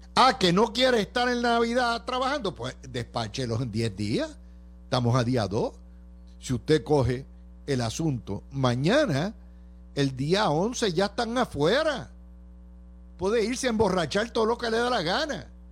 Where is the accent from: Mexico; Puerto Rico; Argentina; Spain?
Puerto Rico; Cidra; el exalcalde de mi pueblo, Javier Carrasquillo